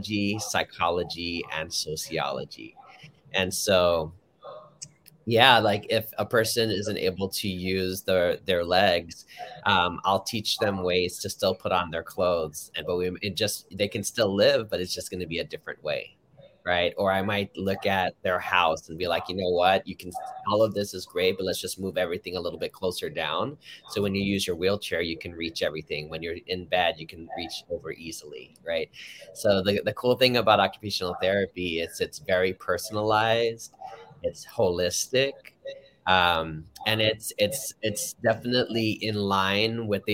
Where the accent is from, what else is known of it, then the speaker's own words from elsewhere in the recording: Los Angeles, California, United States; I grew up in Harbor City, like right next to the 110